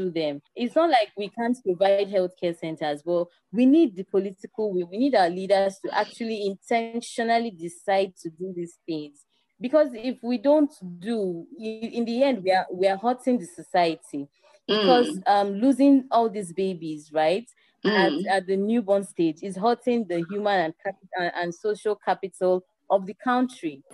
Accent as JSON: {"language": "English", "country": "Nigeria"}